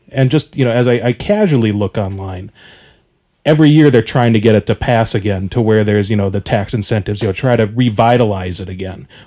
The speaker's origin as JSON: {"language": "English", "region": "Minnesota", "country": "United States", "moved": "as an adult", "lives_now": "Arizona, United States", "said": "I'm not a native Arizona like I said I was I'm from Minnesota originally I, I moved here in 2007"}